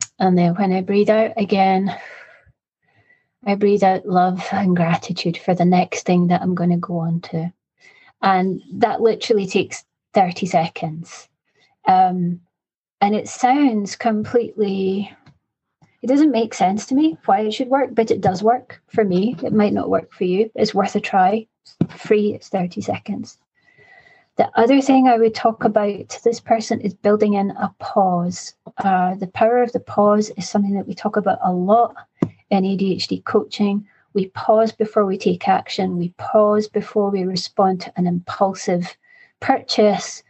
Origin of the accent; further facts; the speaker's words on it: Scotland, United Kingdom; I'm 50 and I'm Scottish